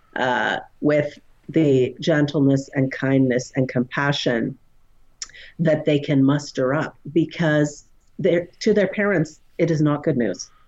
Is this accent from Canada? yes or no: yes; Canada; I just love being Canadian.